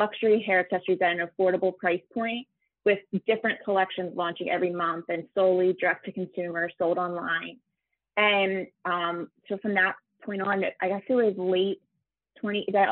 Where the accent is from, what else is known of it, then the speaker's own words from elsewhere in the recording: Philadelphia, Pennsylvania, United States; I'm from Philadelphia